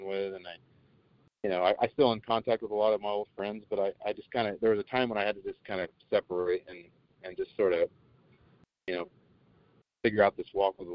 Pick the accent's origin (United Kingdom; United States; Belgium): United States; Emporia, Kansas; also born or lived in Oregon; now in Vero Beach, United States; I was born and raised in Kansas